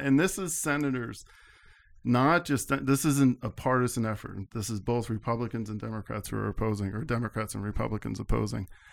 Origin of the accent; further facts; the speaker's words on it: Albany, New York, United States; I grew up in the Albany area